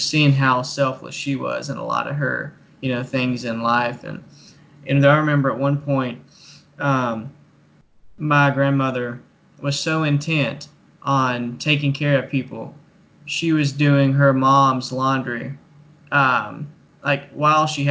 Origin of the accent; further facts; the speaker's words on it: Manchester, Kentucky, United States; I'm from Clay County, Kentucky. So that's Manchester.